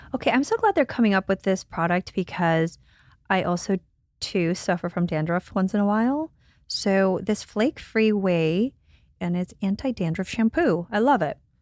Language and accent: English; Guatemala; moved away; I'm from Guatemala.